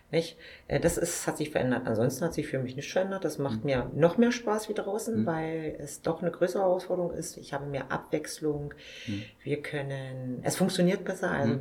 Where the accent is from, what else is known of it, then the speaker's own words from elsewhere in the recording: Forst, Brandenburg, Germany; den Markt in meiner Heimatstadt wieder übernehmen